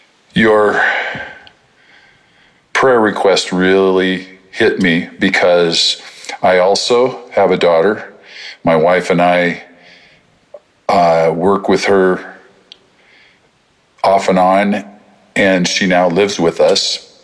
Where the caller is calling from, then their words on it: California, United States; I'm from Northern California